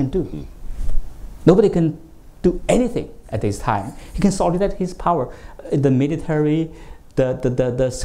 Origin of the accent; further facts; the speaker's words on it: China; now in United States; I came from the United States, also I came from China